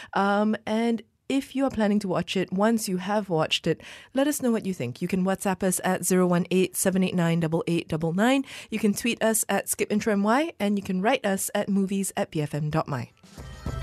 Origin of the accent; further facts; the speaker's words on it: Malaysia; as a Malaysian